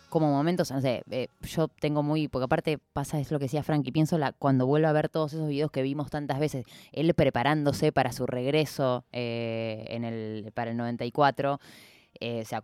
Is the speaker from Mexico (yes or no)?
no; Argentina